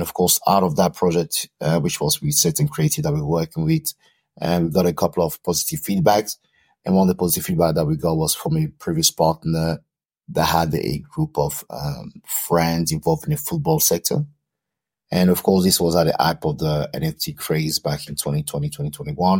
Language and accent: English; Cameroon; moved away; I'm originally from Cameroon